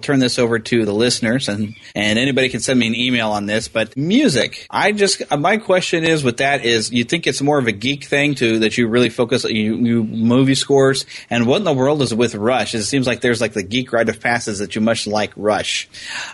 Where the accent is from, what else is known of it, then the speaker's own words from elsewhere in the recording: United States; I'm pure American